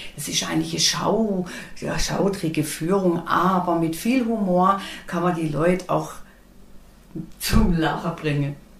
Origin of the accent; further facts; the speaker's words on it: Black Forest, Baden-Württemberg, Germany; ich bin eine waschechte Schwarzwälderin. Ich lieb und leb und schätze meine Heimat